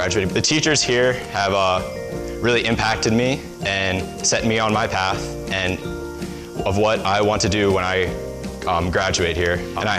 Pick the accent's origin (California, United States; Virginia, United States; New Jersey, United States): New Jersey, United States; Voorhees; Growing up and born and raised in Voorhees, New Jersey, I've always been around Eastern and have felt Eastern's atmosphere.